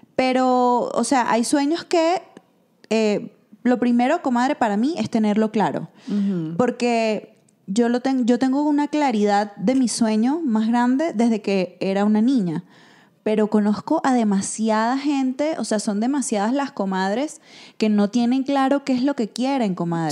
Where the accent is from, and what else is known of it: Venezuela; now in Mexico